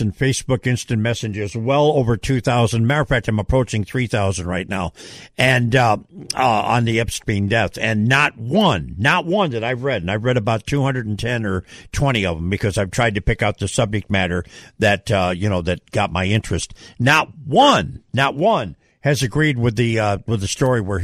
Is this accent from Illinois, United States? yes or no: no; New York, United States; moved away; I came from New York